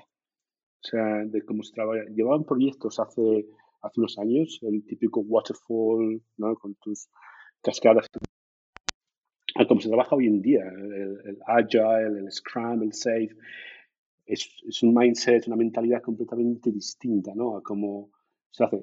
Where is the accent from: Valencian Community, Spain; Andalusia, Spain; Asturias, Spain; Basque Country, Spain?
Asturias, Spain; Gijón; moved away as an adult; now in Germany; soy de Gijón, soy de la zona de, del Llano, Seares, ahí, ahí crecí